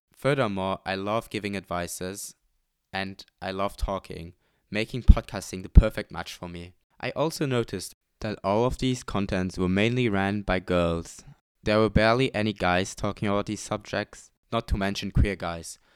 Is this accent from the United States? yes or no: no; Luxembourg; moved away as an adult; now in Amsterdam, Netherlands; I'm not native to the Netherlands, I'm from Luxembourg. I came here for my study and have been living here in this beautiful city for almost three years now.